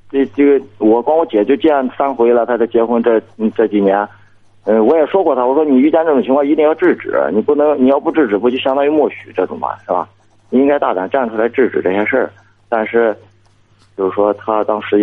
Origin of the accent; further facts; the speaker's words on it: Shandong, China; 我是山东的。